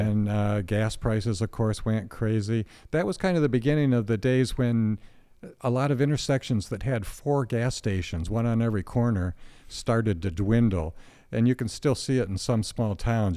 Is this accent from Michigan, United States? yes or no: yes; Alma, Michigan, United States; Alma's dead center. I was born and raised there, and except for four years going away to college, lived there all my life